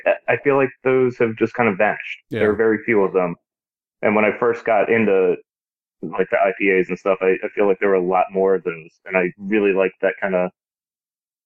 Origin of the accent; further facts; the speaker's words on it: Maryland, United States; We're like either the most northern southern state or the most southern northern state